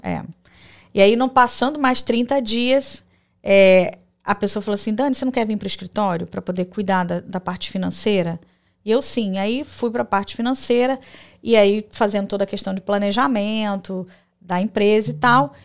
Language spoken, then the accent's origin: Portuguese; Rio de Janeiro, Brazil; moved away as an adult; also born or lived in Porto Velho, Rondônia; now in United States; eu sou natural do Rio de Janeiro, carioca da Gema